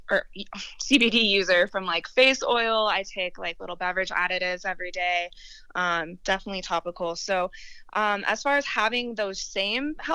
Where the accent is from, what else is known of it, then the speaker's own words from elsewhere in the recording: Littleton, Colorado, United States; born and raised, I grew up in Littleton